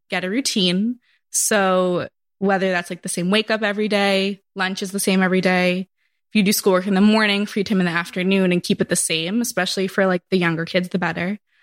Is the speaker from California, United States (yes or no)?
no; Massachusetts, United States; moved away; I'm from Massachusetts